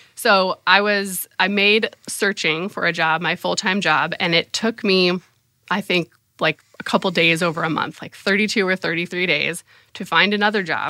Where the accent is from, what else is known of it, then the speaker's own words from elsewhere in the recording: San Diego, California, United States; moved away as an adult; also born or lived in Oxford, Ohio / Indiana; I grew up in San Diego, California